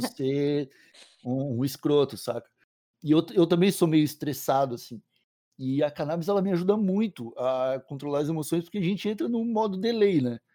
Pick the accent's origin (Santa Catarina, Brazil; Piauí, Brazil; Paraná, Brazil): Santa Catarina, Brazil; Palhoça; also born or lived in São Paulo; sou de Palhoça, Santa Catarina, tenho 26 anos